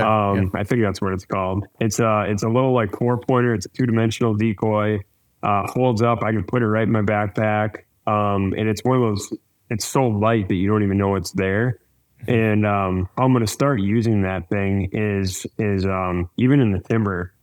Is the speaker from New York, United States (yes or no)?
no; Wisconsin, United States; I grew up in Wisconsin